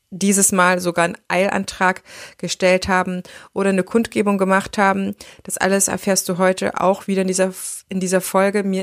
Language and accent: German; Erfurt, Thuringia, Germany; now in Düsseldorf, Germany; Das ist ja meine Heimatstadt, das heißt, meine Träte sind noch ein bisschen äh, da, auch wenn ich schon eine ganze Weile lang in Düsseldorf wohne.